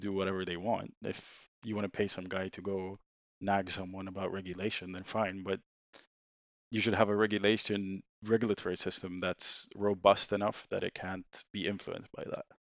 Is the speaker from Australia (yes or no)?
no; Sweden; English is a second language; moved away as an adult; now in United Kingdom; I'm originally from Sweden. uh, moved to the U K in twenty seventeen, uh, to do university here